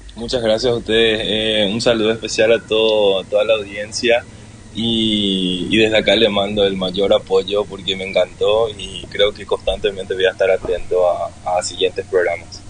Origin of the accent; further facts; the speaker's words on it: Paraguay; Soy de Paraguay